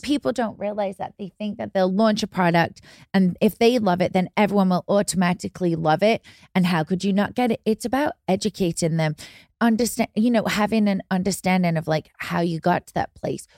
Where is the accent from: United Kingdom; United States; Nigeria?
United Kingdom; England; moved away; I grew up in England